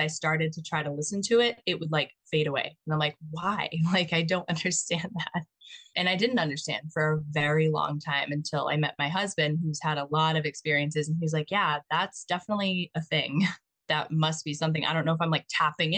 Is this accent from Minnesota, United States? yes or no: no; Mattapoisett, Massachusetts, United States; So I grew up in Mattapoisett. It's like near the Cape.